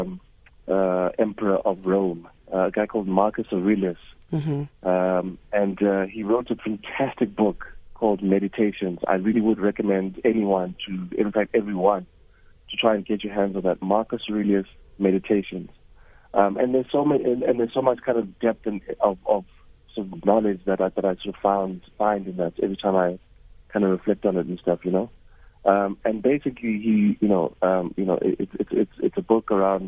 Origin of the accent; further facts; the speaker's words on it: Soweto, Gauteng, South Africa; I grew up in Mufolo in Soweto, which is the middle of Soweto.